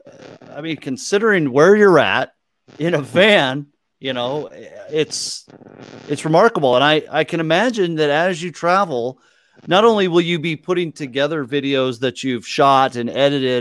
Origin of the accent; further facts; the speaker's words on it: Washington, United States; moved away; when I was a wee little one, I lived in Washington State